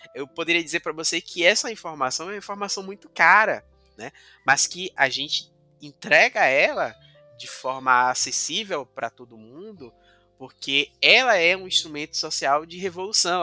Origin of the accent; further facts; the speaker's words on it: Cachoeira, Bahia, Brazil; now in Salvador, Brazil; na minha cidade natal, Cachoeira